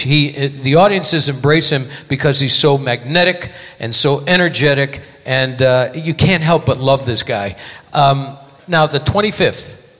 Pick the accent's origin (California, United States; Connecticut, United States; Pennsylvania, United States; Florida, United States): Connecticut, United States; Hartford; my hometown of Hartford, Connecticut